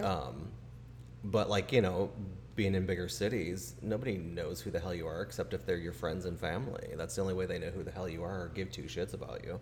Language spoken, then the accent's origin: English; Chicago, Illinois, United States; moved away; growing up in Chicago with high school